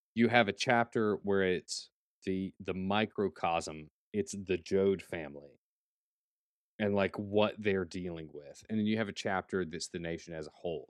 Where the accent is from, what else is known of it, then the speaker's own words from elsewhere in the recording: United States; as an American